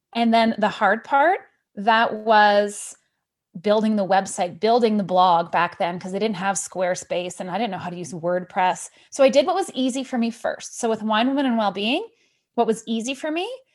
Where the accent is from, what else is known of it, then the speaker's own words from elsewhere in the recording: Canada; moved away as an adult; also born or lived in France / Indonesia; I'm originally from Canada.